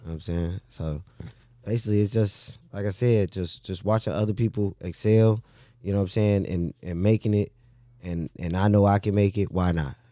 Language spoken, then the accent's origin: English; Chicago, Illinois, United States; growing up in Chicago, man, you know, it, it's rough